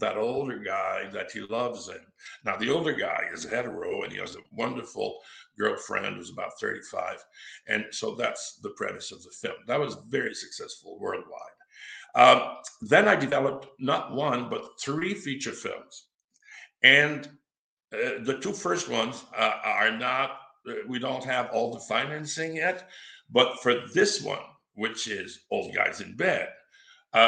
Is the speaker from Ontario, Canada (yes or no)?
no; Quebec, Canada; moved away as an adult; also born or lived in Los Angeles; My dad's from Massachusetts, but I was brought up in Quebec, so I'm fully bilingual, and I can also work in French